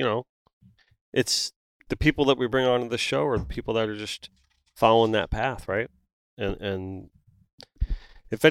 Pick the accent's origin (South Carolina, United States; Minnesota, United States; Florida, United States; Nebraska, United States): Florida, United States; South; I'm from South Florida